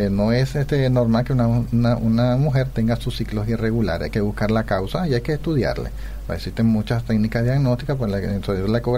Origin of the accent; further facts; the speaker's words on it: Venezuela; moved away as an adult; now in Paraguay; soy de Venezuela.